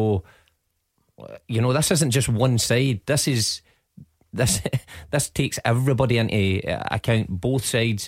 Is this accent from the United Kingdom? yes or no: yes; Glasgow, Scotland, United Kingdom; I grew up in the East End of Glasgow